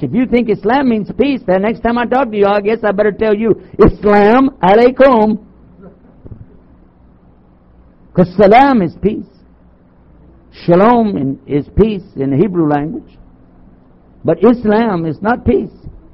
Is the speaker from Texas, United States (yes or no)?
yes; Texas, United States; I'm from Texas